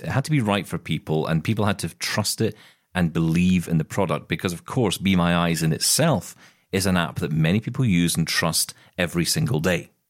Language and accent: English; Scotland, United Kingdom; I'm a Scottish